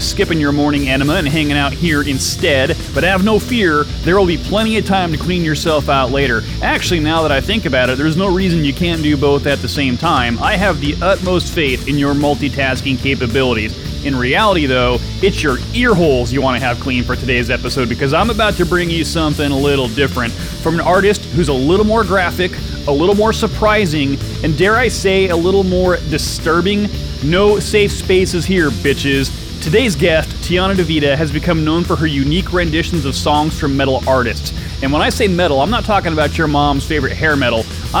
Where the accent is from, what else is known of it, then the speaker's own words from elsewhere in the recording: Salem, Oregon, United States; moved away; I was born in Salem, so I know the area well